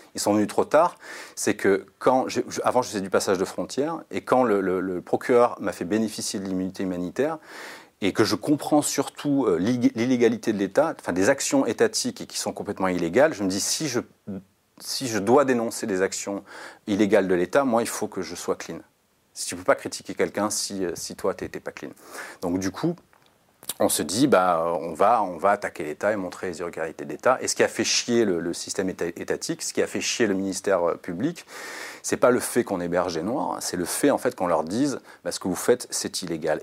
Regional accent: France

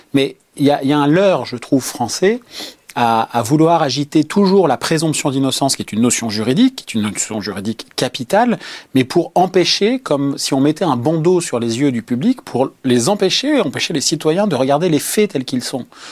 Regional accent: Lyon, Auvergne-Rhône-Alpes, France; Je viens de Lyon, où j'ai commencé euh, à la fois dans la presse euh, locale

